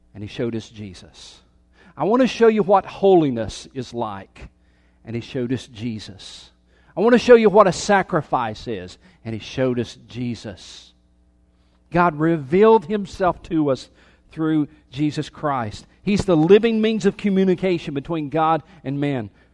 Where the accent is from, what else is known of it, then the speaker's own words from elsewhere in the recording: Anderson, South Carolina, United States; I was born in Anderson, South Carolina